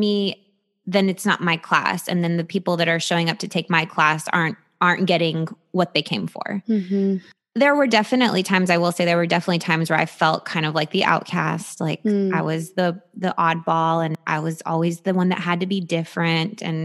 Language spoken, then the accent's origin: English; New York City, New York, United States; I'm 100% Romanian, and I think maybe in European culture. And I'm also from New York City.